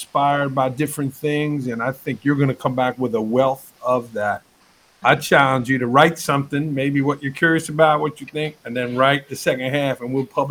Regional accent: New York, United States; I'm a New Yorker

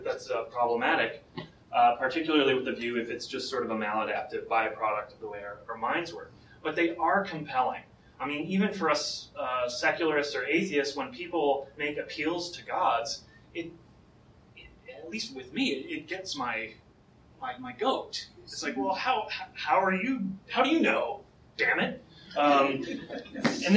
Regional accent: United States; I'm American

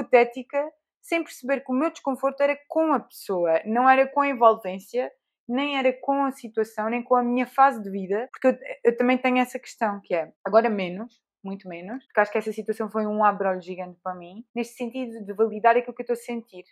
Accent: Alentejo, Portugal; eu cresci no Alentejo

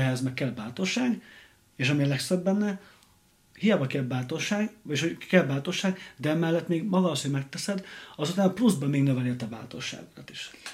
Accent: Hungary; moved away as an adult; also born or lived in London; én kisvárosból származok

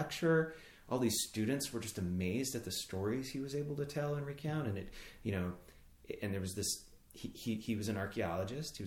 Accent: Boise, Idaho, United States; moved away as an adult; also born or lived in Maine; I grew up in Boise, Idaho

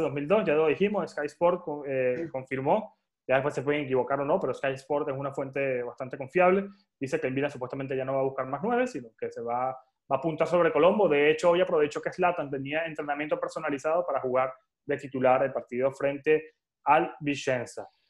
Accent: Venezuela; moved away as an adult; now in Madrid, Spain; Yo soy de Venezuela, yo tengo 29 años y vivo en España.

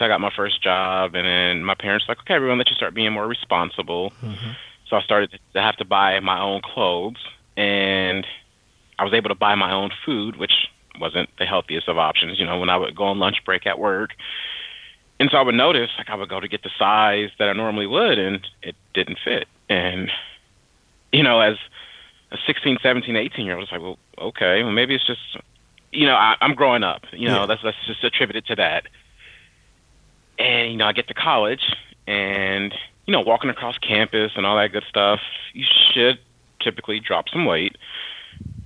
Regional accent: Dayton, Ohio, United States; moved away as an adult; now in North Carolina, United States; I was born and raised in Dayton, Ohio

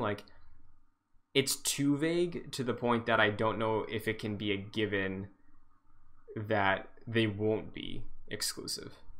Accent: Massachusetts, United States; I'm from Massachusetts.

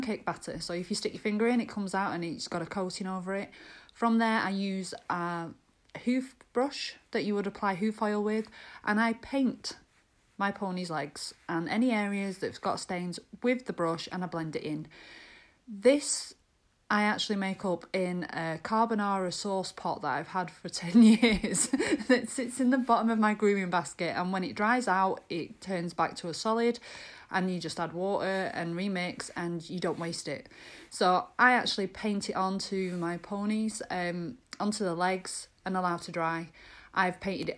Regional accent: Lancashire, North West England, United Kingdom; I'm from Lancashire.

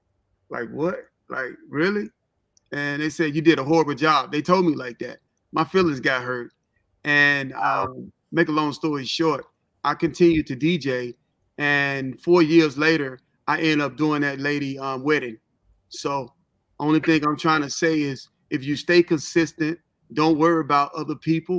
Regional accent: Memphis, Tennessee, United States; also born or lived in Holly Springs, Mississippi / Cincinnati, Ohio; now in Atlanta, United States; I'm actually from Memphis, Tennessee. Holly Springs, Mississippi is like 30-minute drives from Memphis. That's where I went to school

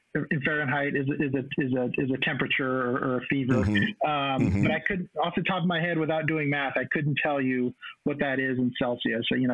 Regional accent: Texas, United States; moved away as an adult; my home state of Texas

